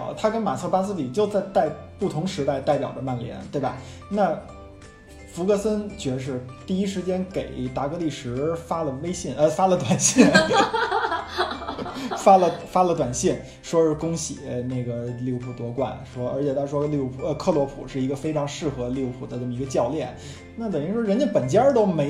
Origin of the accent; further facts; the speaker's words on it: China; 作为一个中国人，有时候你可能很难想象一个城市